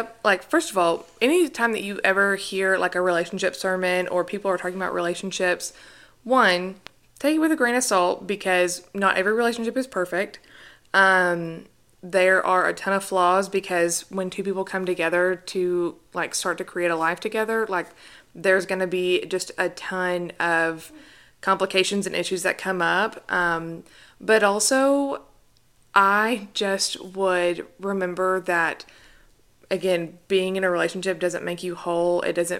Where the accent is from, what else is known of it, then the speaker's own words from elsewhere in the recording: the South, United States; I feel like growing up in the South, especially, and especially, like, even in the Bible Belt, where if you're not married, people talk about it a lot.